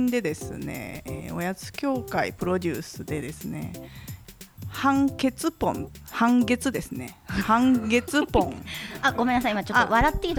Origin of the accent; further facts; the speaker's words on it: Osaka, Japan; accent: Kansai; ほんまに大阪出身なんですよ